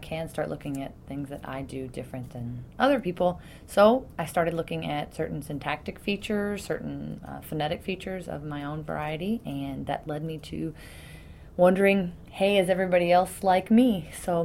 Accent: Louisville, Kentucky, United States; moved away as an adult; also born or lived in Indiana; I'm from Louisville originally

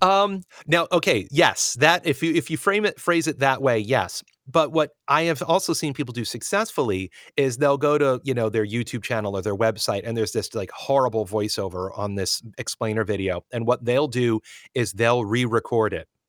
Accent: United States

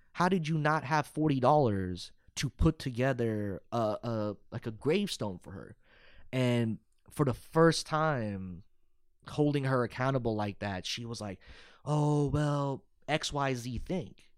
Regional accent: Irving, Texas, United States; also born or lived in Arlington, Texas / Euless, Texas / Dallas, Texas / Plano, Texas; I grew up in Irving, but then I also was in Arlington and then Euless

